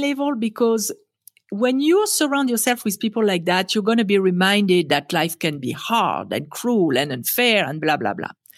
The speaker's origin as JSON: {"language": "English", "country": "France", "tie": "born or raised there", "second_language": "English", "moved": "as an adult", "lives_now": "United States", "said": "I was born in France and raised in France, and, um, I came to America"}